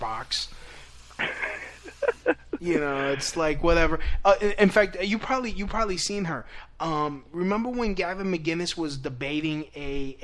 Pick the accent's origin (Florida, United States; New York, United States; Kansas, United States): New York, United States; New York City; growing up in New York City